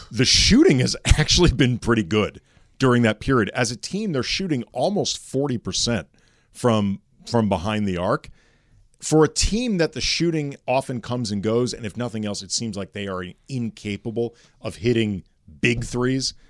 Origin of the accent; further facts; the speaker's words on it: St. Louis, Missouri, United States; moved away as an adult; now in Los Angeles, United States; St. Louis.